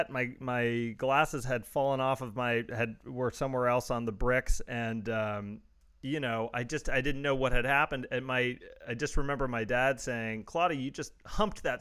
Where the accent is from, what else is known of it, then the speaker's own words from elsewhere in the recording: Los Angeles, California, United States; And he went, where you from? And I said, I'm from Los Angeles, where that shit is legal.